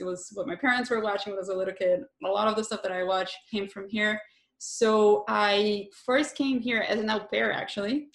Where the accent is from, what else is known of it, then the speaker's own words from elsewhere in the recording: southern Brazil, Brazil; moved away as an adult; I grew up in Brazil, so I lived there until I was about 25, and I was raised and lived most of my life in a small rural-ish town very Catholic and the south